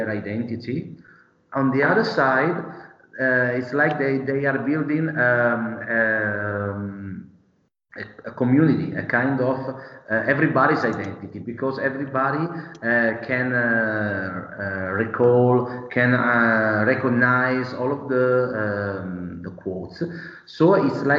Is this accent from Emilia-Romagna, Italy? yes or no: no; Bergamo, Lombardy, Italy; I'm from Bergamo